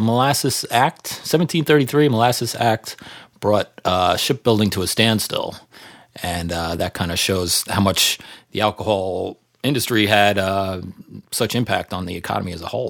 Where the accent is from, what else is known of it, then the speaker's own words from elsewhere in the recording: New York City, New York, United States; I grew up in Manhattan and then Staten Island